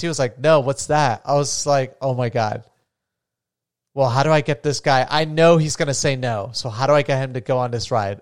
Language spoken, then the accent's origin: English; Florida, United States; moved away; I'm from Florida originally